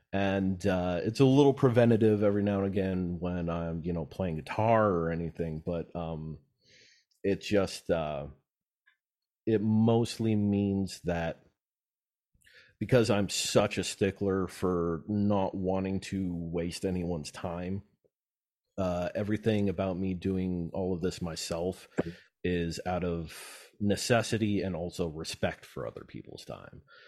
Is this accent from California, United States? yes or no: yes; Antelope Valley, California, United States; I'm a desert rat, kinda born and raised in the Yellow Valley